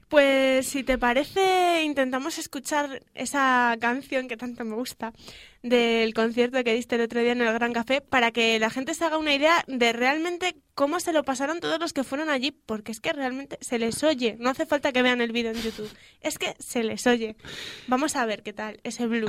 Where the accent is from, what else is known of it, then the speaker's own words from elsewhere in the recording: León, Castile and León, Spain; para los conciertos de León, porque la gente solemos ser bastante más paraditos